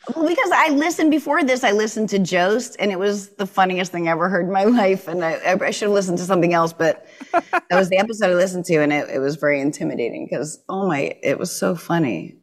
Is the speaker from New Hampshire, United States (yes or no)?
yes; New Hampshire, United States; the hardcore life of, uh, growing up in New Hampshire